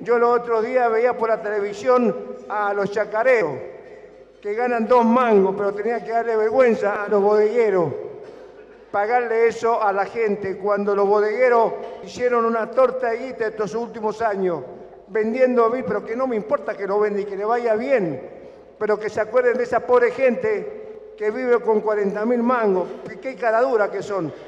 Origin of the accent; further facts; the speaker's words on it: Argentina; soy argentino